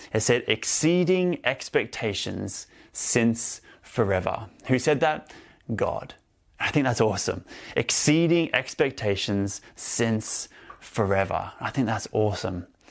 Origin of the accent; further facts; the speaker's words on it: Melbourne, Victoria, Australia; moved away; also born or lived in Sydney, Australia; I grew up in Australia, um, and I spent most of my time in Victoria, in Melbourne, and some more time in Sydney, um, as well